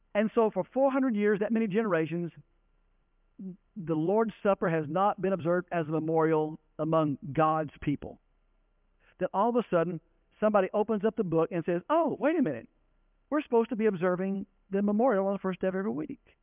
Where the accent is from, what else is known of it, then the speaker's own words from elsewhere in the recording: Denton, Texas, United States; I grew up in Denton, Texas, not small town USA